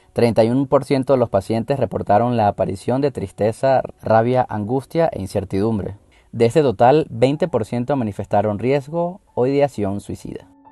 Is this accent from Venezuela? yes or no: yes; Venezuela; moved away as an adult; Como inmigrante venezolano